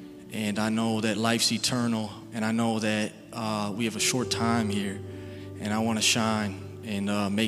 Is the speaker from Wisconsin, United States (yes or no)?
no; Chicago, Illinois, United States; moved away; also born or lived in Cleveland, Ohio; I'm from Chicago. Actually, I lived in Cleveland for a while.